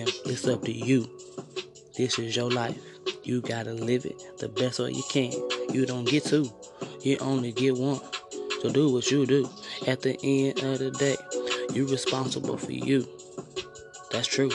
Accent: East St. Louis, Illinois, United States; I'm from East St.

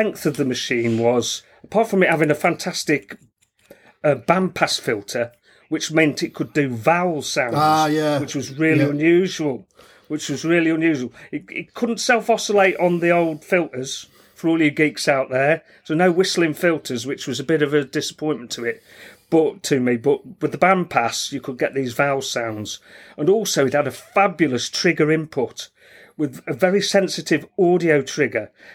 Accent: Stafford, West Midlands, United Kingdom; I'm from Stafford

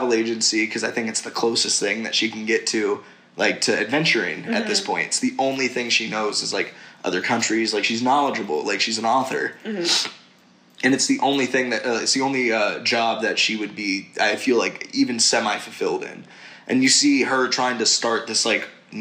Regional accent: Tennessee, United States; I grew up in Tennessee.

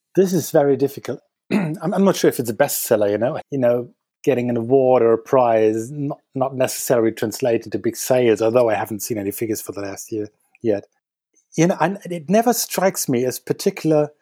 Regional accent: Dortmund, North Rhine-Westphalia, Germany; moved away as an adult; now in Berlin, Germany; I am from Dortmund

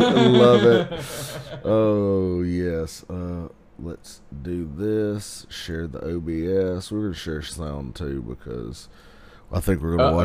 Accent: the South, United States; accent: redneck accent; We grew up in the South

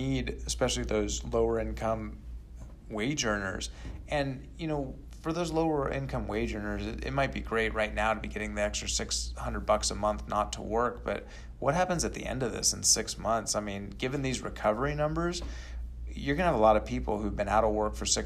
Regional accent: California, United States; moved away as an adult; now in Texas, United States; I'm from California originally, and, you know, we're only, 3 years removed from California. We moved here in 2017

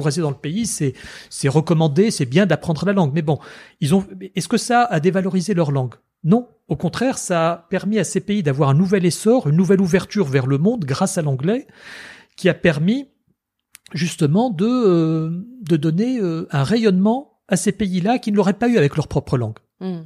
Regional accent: Tunisia; moved away as an adult; also born or lived in France; mère française et père tunisien, et j'ai grandi en Tunisie.

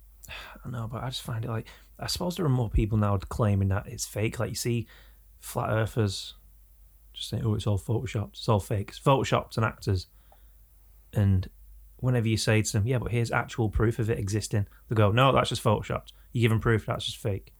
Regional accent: England, United Kingdom

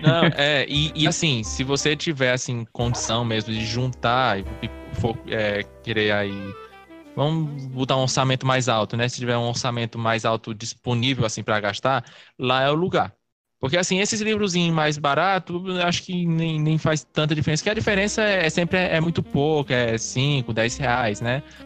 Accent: Cariri region, southern Ceará, Brazil; a gente é do sul do Ceará, né? Aqui é da região Cariri

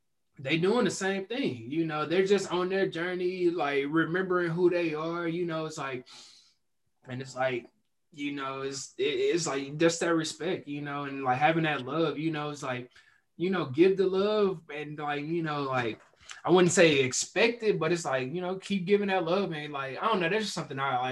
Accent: Houston, Texas, United States; also born or lived in Dallas; I moved back to my hometown in Houston

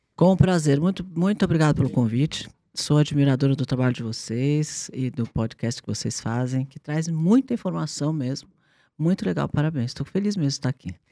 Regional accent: São Paulo, Brazil; eu nasci, eu nasci eh, aqui em São Paulo

